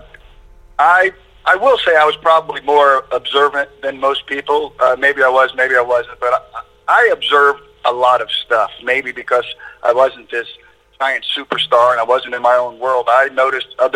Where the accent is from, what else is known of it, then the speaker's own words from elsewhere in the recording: Centerville, Ohio, United States; moved away as an adult; also born or lived in Columbus, Ohio / South Florida; I was from Centerville, Ohio